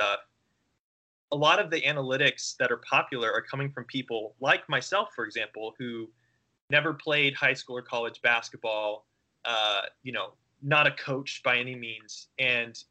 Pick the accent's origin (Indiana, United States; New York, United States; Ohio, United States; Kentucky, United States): Indiana, United States; Indianapolis; I grew up in Indianapolis, Indiana